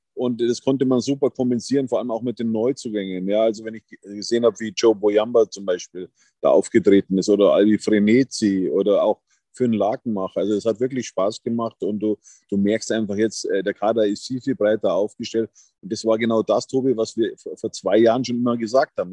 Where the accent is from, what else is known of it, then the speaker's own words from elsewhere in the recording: Berchtesgadener Land, Bavaria, Germany; now in Munich, Germany; eben am Königssee in meiner alten Heimat. Es ist immer wieder schön, hier ins Berchtesgadener Land zu reisen